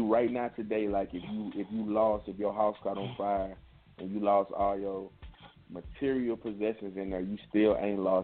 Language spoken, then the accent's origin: English; East St. Louis, Illinois, United States; it'll take you straight to East St. Louis, that's in Illinois. And that's the east side. That's where I'm from